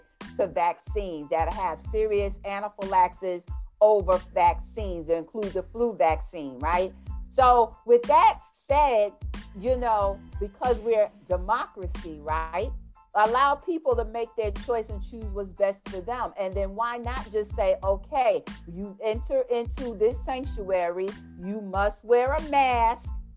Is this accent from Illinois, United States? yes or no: no; New York City, New York, United States; accent: New York; moved away as an adult; I'm from New York, originally Jamaica, Queens.